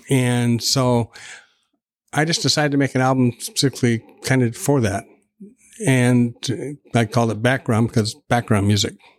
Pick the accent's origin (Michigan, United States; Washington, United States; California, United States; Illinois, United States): Washington, United States; Tacoma; I was born in Tacoma, and Tacoma General Hospital